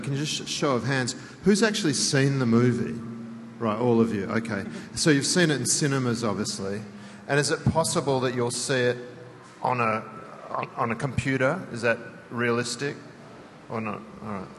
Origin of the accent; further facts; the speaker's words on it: Western Australia, Australia; I'm originally from Western Australia